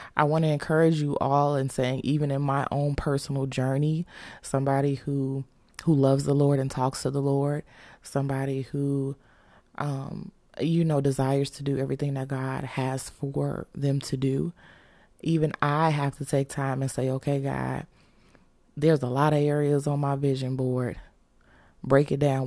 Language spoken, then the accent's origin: English; Chicago, Illinois, United States; we're from Chicago, so we're used to snow